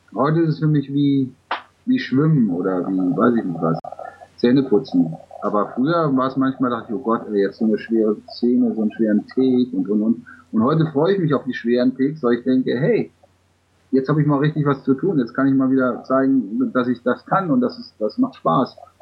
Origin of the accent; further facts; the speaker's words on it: Germany; wir Deutschen